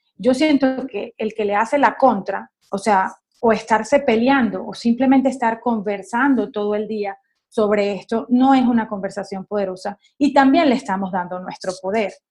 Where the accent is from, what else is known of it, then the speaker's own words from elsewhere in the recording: Caracas, Capital District, Venezuela; yo soy caraqueña